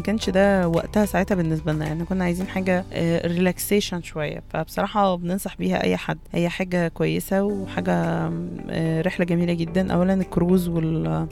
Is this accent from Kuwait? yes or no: no; Port Said, Port Said Governorate, Egypt; عشان احنا من بورسعيد